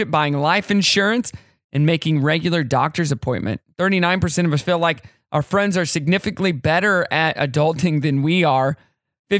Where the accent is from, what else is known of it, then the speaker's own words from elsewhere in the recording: Elk River, Missouri, United States; now in Northwest Arkansas, United States; I grew up on the Elk River in Missouri.